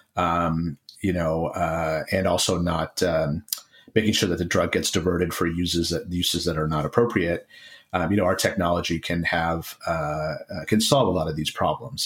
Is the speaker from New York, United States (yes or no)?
yes; Rochester, New York, United States; I grew up in Rochester, New York